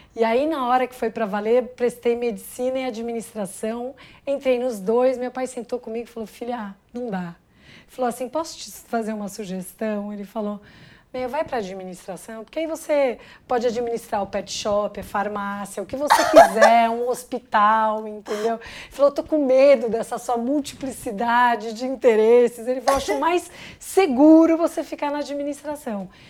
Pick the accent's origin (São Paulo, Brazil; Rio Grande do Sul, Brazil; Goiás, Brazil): São Paulo, Brazil; nasci em São Paulo, mas minha família é do interior, então eu tenho pé na roça